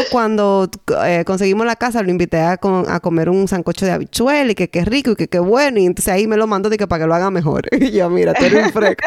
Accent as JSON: {"language": "Spanish", "town": "San Francisco de Macorís", "region": "Duarte", "country": "Dominican Republic", "tie": "born or raised there", "moved": "yes", "said": "en San Francisco de Macorís, que es mi ciudad natal"}